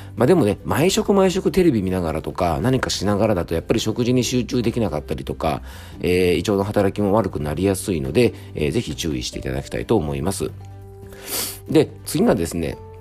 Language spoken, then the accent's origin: Japanese; Yamanashi, Japan; 僕の地元山梨